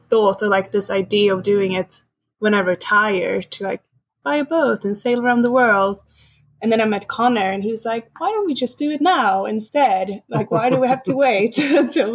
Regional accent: Stockholm archipelago, Stockholm County, Sweden; moved away; I grew up in the Stockholm archipelago and I learned how to sail there

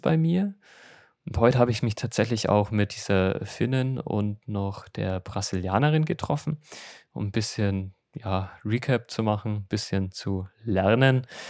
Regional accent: Germany; moved away as an adult; now in Seoul, South Korea; als Deutscher

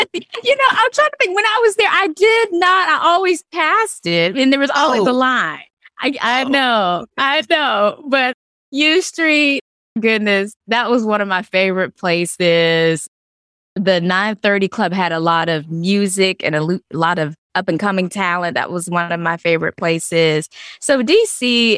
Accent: the South, United States; because I think growing up in the South, Rodney, I had my own experiences and my own stories.

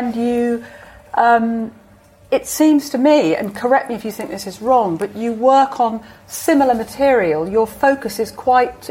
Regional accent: United Kingdom; being British

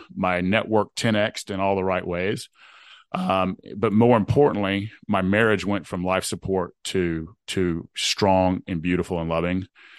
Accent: Southeast, United States; So I grew up in the Southeast United States in a good, hardworking part of the world.

